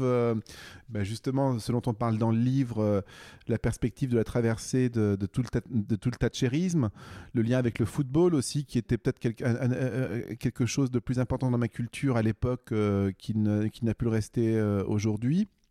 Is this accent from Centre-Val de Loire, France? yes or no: yes; Bourges, Centre-Val de Loire, France; moved away; also born or lived in Manchester; j'ai grandi à Bourges